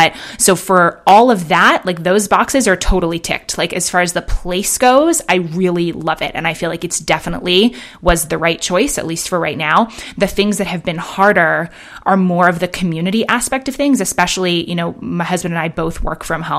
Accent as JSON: {"language": "English", "town": "Manhattan", "region": "New York", "country": "United States", "tie": "born or raised there", "also_born_or_lived": "London", "lives_now": "Bend, United States", "said": "I grew up in Manhattan and in London, you know, and then have lived in San Francisco and LA."}